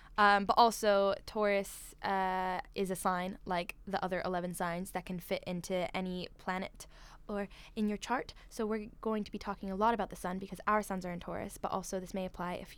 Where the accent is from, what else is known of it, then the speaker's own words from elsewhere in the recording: California, United States; also born or lived in Malmö, Sweden; I'm from California and Sweden.